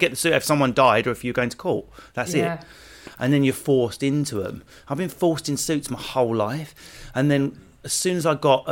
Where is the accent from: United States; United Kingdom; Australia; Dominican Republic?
United Kingdom; Essex, East of England; I come from Essex.